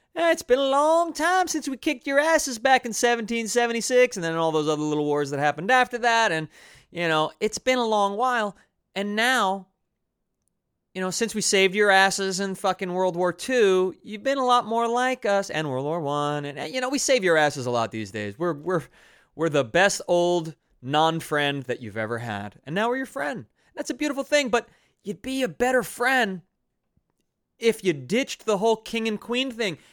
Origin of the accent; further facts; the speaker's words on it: United States; I'm an American, born after a few generations to an immigrant, uh, legacy family